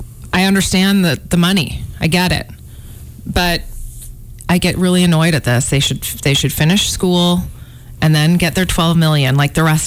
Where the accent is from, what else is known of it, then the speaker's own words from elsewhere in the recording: Chicago, Illinois, United States; moved away; growing up in Chicago